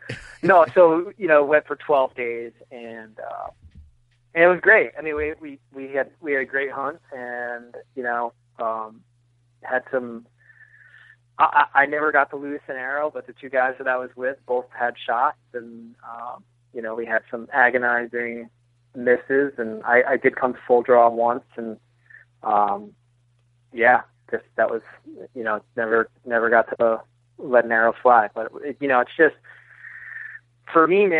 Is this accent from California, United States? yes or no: no; New Jersey, United States; I grew up in New Jersey.